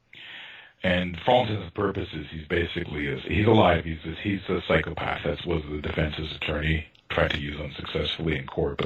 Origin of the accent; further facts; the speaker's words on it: Toronto, Ontario, Canada; I grew up in North Toronto, quite far from downtown.